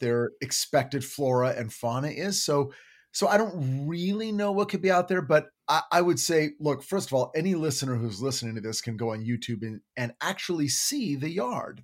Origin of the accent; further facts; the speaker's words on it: United States; as an American